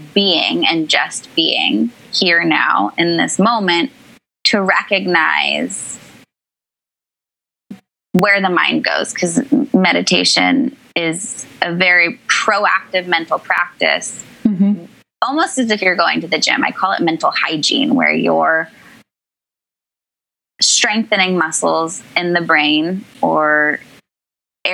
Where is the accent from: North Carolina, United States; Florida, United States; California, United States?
California, United States; Northern; now in New York, United States; I grew up in Northern California to loving parents